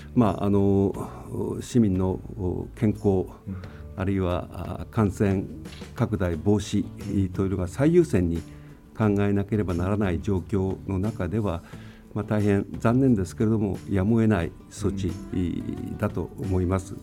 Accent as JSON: {"language": "Japanese", "town": "Tomakomai", "region": "Hokkaido", "country": "Japan", "tie": "born or raised there", "said": "僕自身が苫小牧で生まれ苫小牧で育ってきた"}